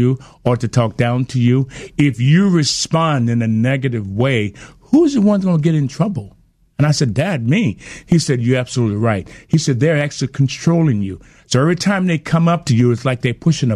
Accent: Alabama, United States; we had confrontations all the time growing up in Alabama with the racial issues

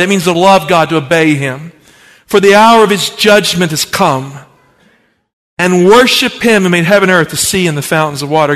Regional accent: the Appalachians of Virginia, United States; I grew up in poverty in the Appalachians of Virginia

